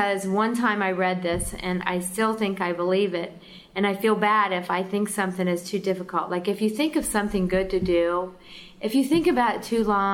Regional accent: Columbus, Ohio, United States; now in Pickaway County, United States; I grew up in Columbus, but we actually live in Pickaway County

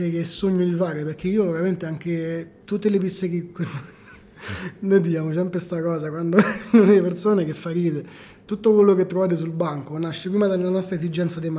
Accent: Rome, Lazio, Italy; essendo romano, cresciuto con la pizza croccante, io amo la pizza fina, croccante, anche se tonda.

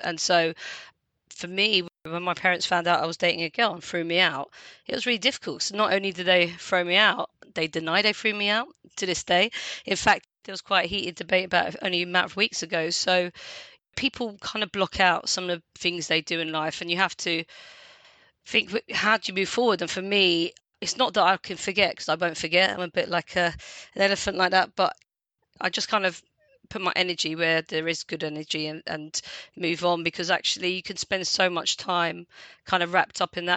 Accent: London, United Kingdom; accent: London; I was born in London, I've got real London accent.

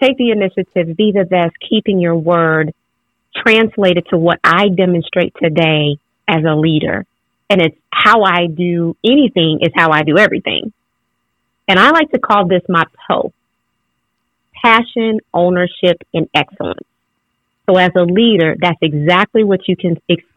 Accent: Louisiana, United States; I grew up in Louisiana

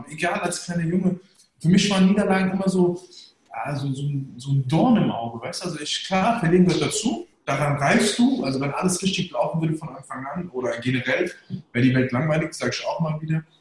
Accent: Germany; born there; also ich bin gebürtiger Deutscher, Sieht man ja. Deutscher.

